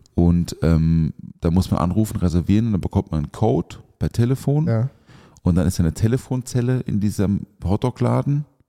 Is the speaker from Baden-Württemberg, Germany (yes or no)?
yes; the area around Europa-Park, Baden-Württemberg, Germany; ich bin ja da in der Ecke auch aufgewachsen